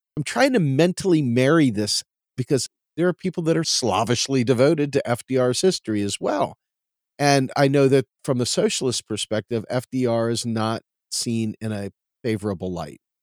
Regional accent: Washington, District of Columbia, United States; now in Pennsylvania, United States; Growing up in Washington, D C, you're near the hallowed halls of Congress

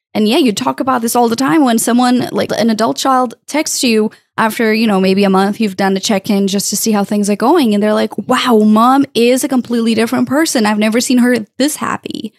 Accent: Portugal; moved away; I'm originally from Portugal and I lived close to the border with Spain.

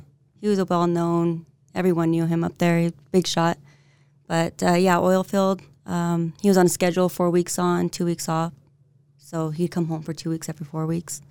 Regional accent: San Diego, California, United States; moved away as an adult; also born or lived in North Dakota; now in Utah, United States; Born and raised in San Diego, California.

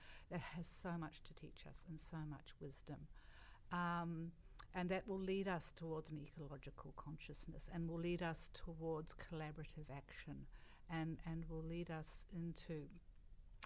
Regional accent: New Zealand; I come from Aotearoa

